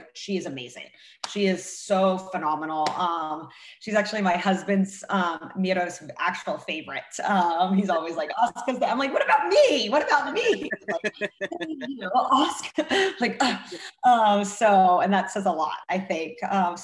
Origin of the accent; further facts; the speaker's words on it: Russia; also born or lived in Hollywood; now in United States; growing up in Russia